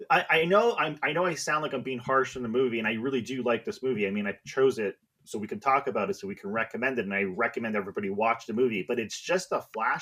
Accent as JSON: {"language": "English", "country": "Canada"}